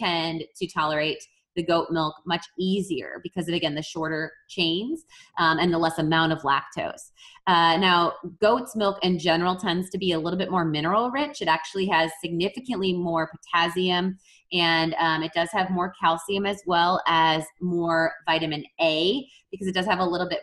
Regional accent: Wisconsin, United States; I am from Wisconsin

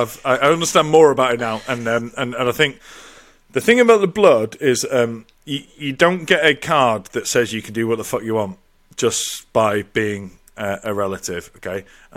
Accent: England, United Kingdom; now in Ireland; Obviously, I moved over to Ireland from England, and I lost touch with a few people.

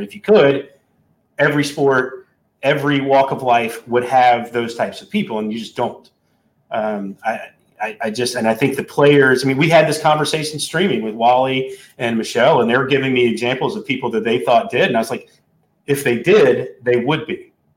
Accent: North Carolina, United States; I'm you know I'm from there, but I but I don't sound like that normally

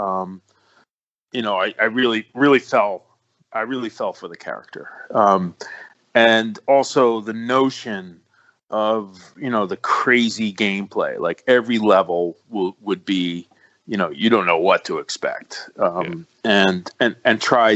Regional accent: New York City, New York, United States; I'm from the Bronx, and I got this whole New York thing.

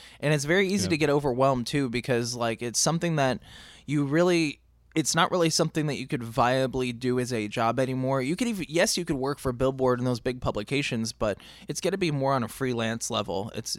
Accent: East Coast, United States; I'm from the East Coast

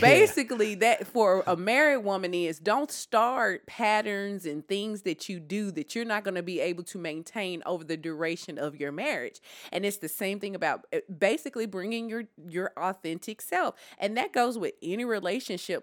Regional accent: Deep South, United States; I am from the Deep South.

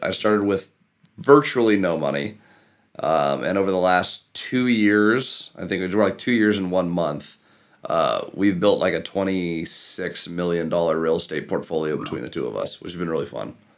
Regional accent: Issaquah, Washington, United States; where I grew up in Issaquah

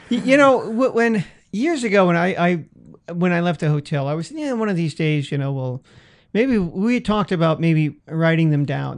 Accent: San Francisco, California, United States; my hometown

